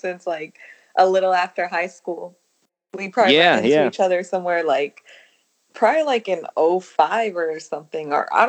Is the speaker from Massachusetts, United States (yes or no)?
no; San Francisco, California, United States; I grew up in the Tenderloin of San Francisco. I know that throws people off, but that's where I'm from.